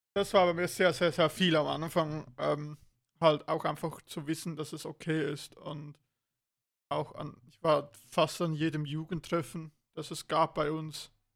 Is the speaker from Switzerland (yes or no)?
yes; Switzerland; bei uns in der Schweiz